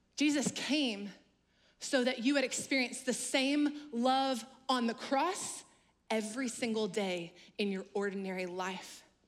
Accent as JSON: {"language": "English", "region": "Louisiana", "country": "United States", "moved": "yes", "lives_now": "North Carolina, United States", "said": "I'm actually originally from Louisiana"}